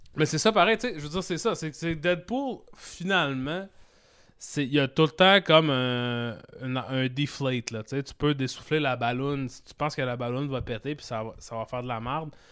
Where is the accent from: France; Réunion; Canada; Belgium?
Canada; Saguenay, Quebec; je viens du Saguenay, mon frère aussi